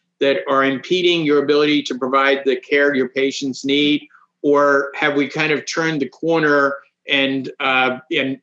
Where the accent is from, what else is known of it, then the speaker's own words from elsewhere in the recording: outside of Philadelphia, Pennsylvania, United States; moved away; I grew up outside of Philadelphia